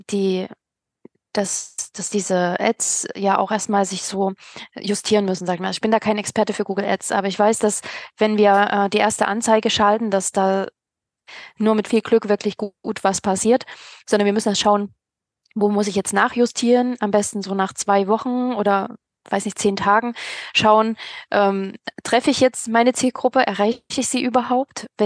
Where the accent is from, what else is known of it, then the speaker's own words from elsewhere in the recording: Kiel, Schleswig-Holstein, Germany; Ich möchte ja nicht ähm, als, äh, ja, als Kieler irgendwie nach ähm, an den Bodensee